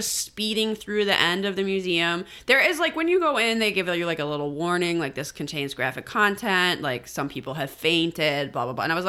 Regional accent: Illinois, United States; it came up that I was from Illinois

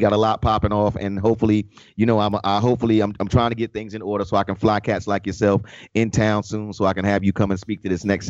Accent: New York, United States; even though I'm a native New Yorker.

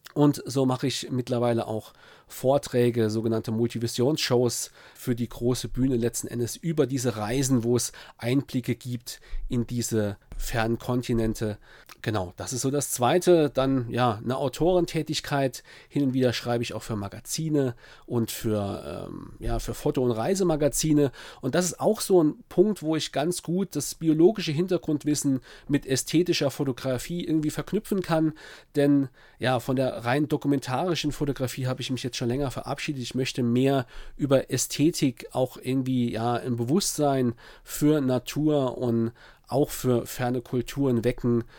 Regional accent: Saarpfalz-Kreis, Saarland, Germany; Heimat ist natürlich dort, wo ich geboren bin, im Saarland, ja, im Saarpfalzkreis, wo ich aufgewachsen bin

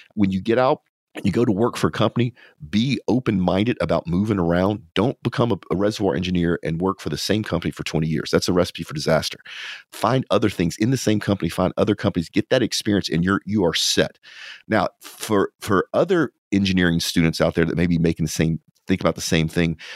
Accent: Louisiana, United States; now in Texas, United States; because I'm from Louisiana

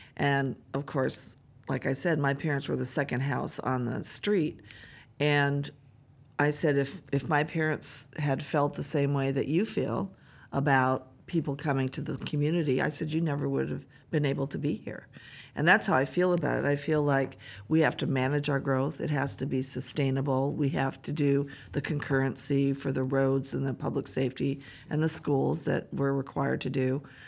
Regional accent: Bellingham, Washington, United States; born and raised here, so being the mayor of my hometown

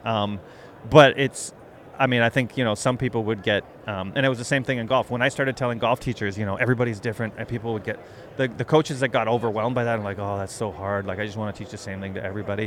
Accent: Canada; moved away as an adult; I grew up in Canada, did uh, my PhD, all of my schooling up there

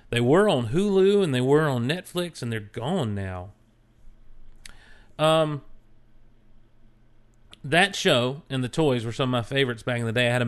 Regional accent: Marietta, Ohio, United States; A local shop opened up in my hometown in Marietta, Ohio back in 2005, and I started reading comics with my son

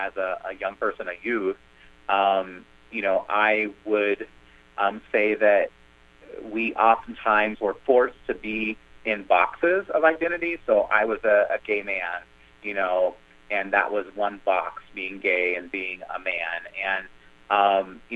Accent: Kansas, United States; moved away as an adult; also born or lived in Bloomington, Indiana; where I grew up in Kansas and, you know, in rural areas of the country

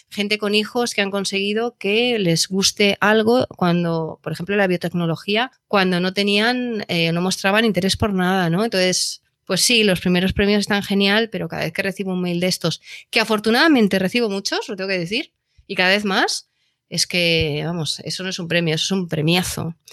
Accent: Valladolid, Castile and León, Spain; Yo soy nacida en Valladolid.

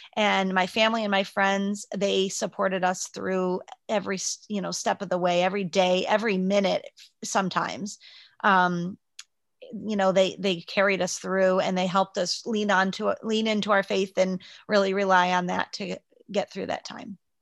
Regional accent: Liberty Center, United States; I grew up in Liberty Center, Uh, I moved, we moved there when I was five, so right before I started kindergarten

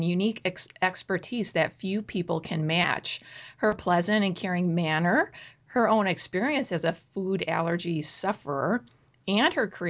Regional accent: Chicago, Illinois, United States; I'm from Chicago

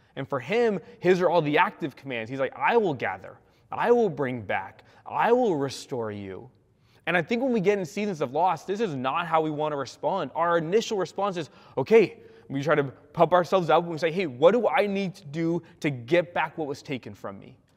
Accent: California, United States; moved away as an adult; also born or lived in Spokane, Washington; now in Washington, United States; I'm a Californian

